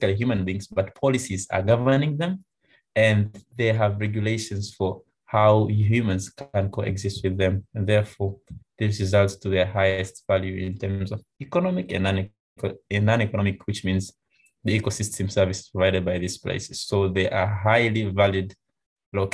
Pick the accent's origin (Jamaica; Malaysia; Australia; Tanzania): Tanzania; I'm from Tanzania